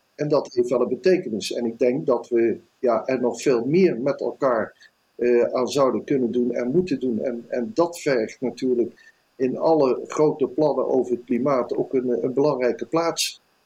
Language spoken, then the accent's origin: Dutch; Netherlands; als Nederlander